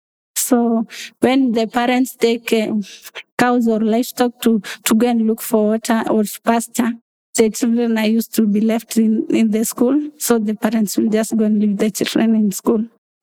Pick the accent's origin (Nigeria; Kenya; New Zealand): Kenya; Narok County; I was born and raised in Narok County, and also I grew up among animals, wildlife. So we interacted a lot with the wildlife in the Mara.